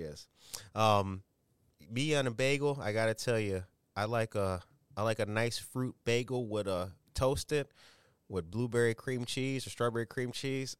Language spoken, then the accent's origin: English; Harvey, Illinois, United States; a young brother like me growing up in Harvey